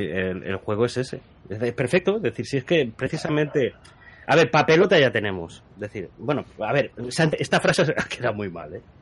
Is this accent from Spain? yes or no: yes; Spain; se intentará los domingos por la tarde, después de la siesta como buen español.